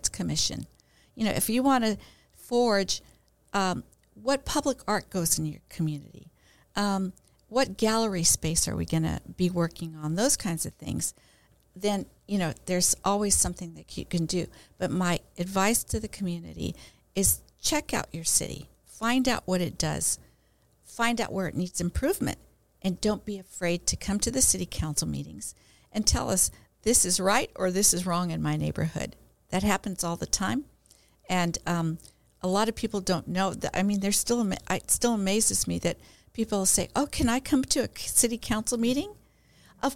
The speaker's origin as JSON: {"language": "English", "town": "Chula Vista", "region": "California", "country": "United States", "tie": "born or raised there", "said": "I was born here in Chula Vista in 1948"}